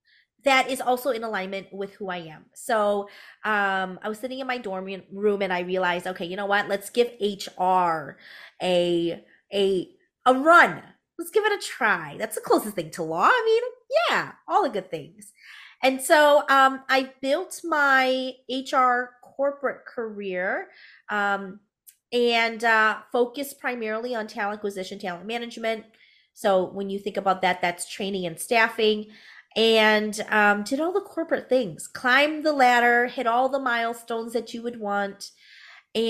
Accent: United States; born there; you can obviously tell that I am Hmong American. For those of you who are listening, I am a woman of color, and I am first generation born American

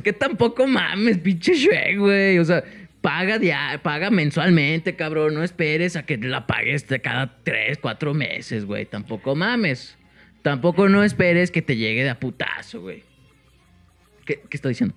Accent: Mexico; Aquí sí somos súper mexicanos

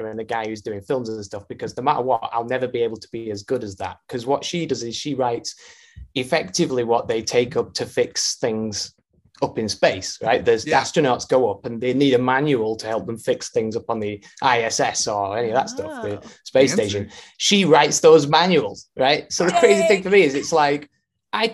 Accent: Rochdale, North West England, United Kingdom; I came from the UK, obviously, that's why I've got this strange voice, but I came from Northern UK. So it's like a little town called Rochdale

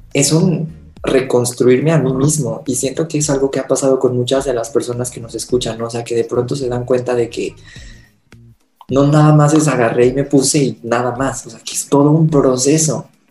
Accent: Mexico City, Mexico; soy de la Ciudad de México

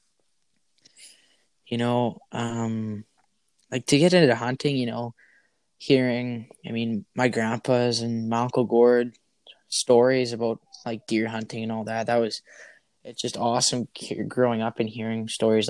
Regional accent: Fort St. John, British Columbia, Canada; now in Victoria, Canada; I was born up in Fort McMurray, Alberta. I moved to Fort St. John area when I was couple months old

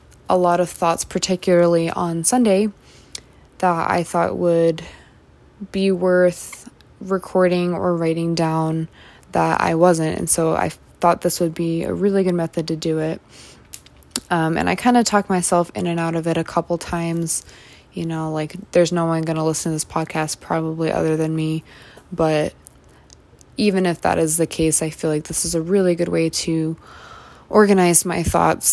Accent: Massachusetts, United States; moved away as an adult; now in Utah, United States; I was born and raised in Massachusetts

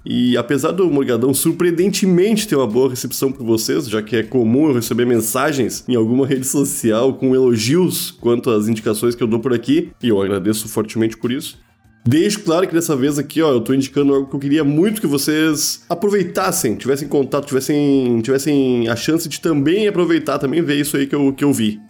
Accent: Porto Alegre, Rio Grande do Sul, Brazil; se passa exatamente no bairro onde eu cresci.

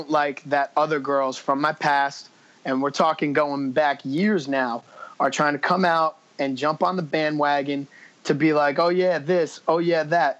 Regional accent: New Jersey, United States; I'm from Jersey.

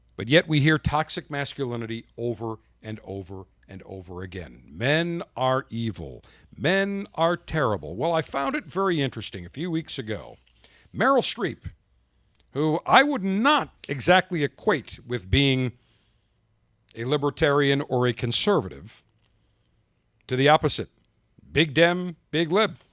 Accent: Buffalo, New York, United States; moved away; also born or lived in Baltimore, Maryland; my hometown, Buffalo, New York

